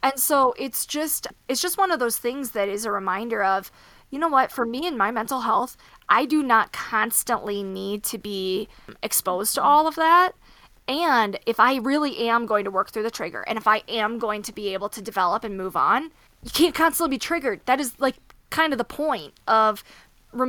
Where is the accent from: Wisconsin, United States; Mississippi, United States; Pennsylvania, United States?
Wisconsin, United States; now in Colorado, United States; I'm from Wisconsin. So we're very Midwestern roots family.